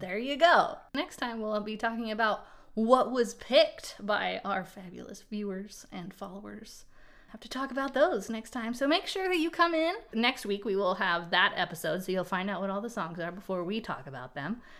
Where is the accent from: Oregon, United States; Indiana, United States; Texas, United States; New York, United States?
Oregon, United States; Portland; now in North Carolina, United States; I'm from Portland, Oregon originally, and I now live on the East Coast. I'm in North Carolina